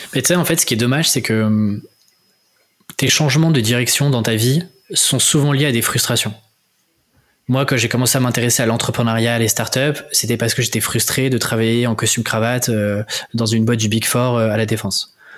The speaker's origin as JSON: {"language": "French", "country": "France", "also_born_or_lived": "Paris", "accent": "French", "lives_now": "Rennes, France", "said": "mon accent euh, français"}